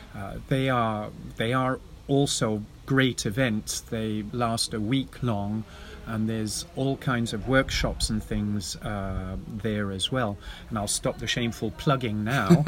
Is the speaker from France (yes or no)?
no; England, United Kingdom; now in Netherlands; I'm English, but I also live in the Netherlands